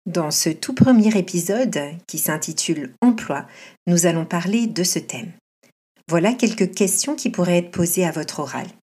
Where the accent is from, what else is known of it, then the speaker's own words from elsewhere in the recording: France; now in Canada; Je suis française et professeure de français au Canada.